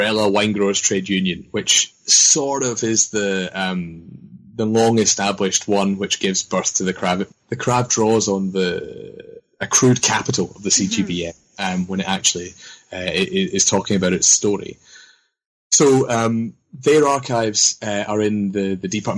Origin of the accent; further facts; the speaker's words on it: Scotland, United Kingdom; as a young Scottish student